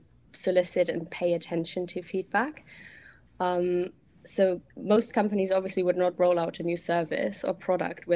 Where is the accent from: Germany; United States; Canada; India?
Germany; English is a second language; moved away; I'm originally from Germany, as you might hear.